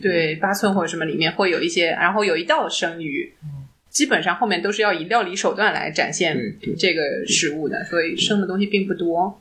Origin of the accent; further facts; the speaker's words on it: Shanghai, China; now in Japan; 你上海的，你们那里的四季是什么样的？